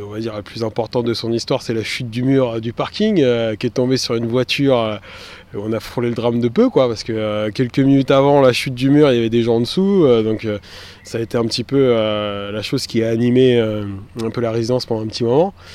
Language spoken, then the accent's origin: French; Montreuil, Île-de-France, France; j'ai grandi dans le quartier Paul Signac, rue Rochebrune au 18 toute ma vie.